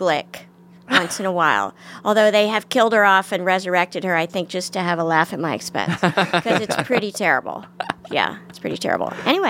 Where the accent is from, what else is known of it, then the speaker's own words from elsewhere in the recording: Washington, District of Columbia, United States; I think pockets of it, you know, but not where I lived. I live in a, of course, nice middle-class neighborhood, but I did take 3 city buses to school.